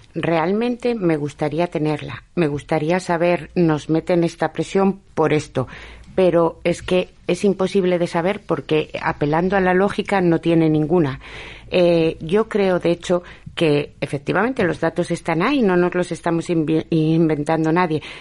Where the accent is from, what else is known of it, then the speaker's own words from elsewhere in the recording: Basque Country, Spain; now in Avilés, Spain; yo soy vasca